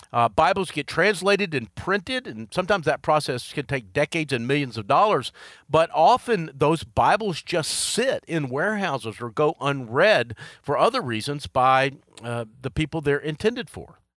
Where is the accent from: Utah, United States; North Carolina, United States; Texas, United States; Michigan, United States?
North Carolina, United States; Charlotte; right here in my hometown of Charlotte